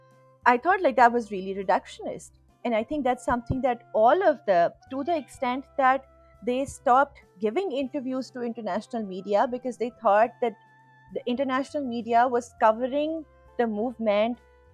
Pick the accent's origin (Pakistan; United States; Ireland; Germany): Pakistan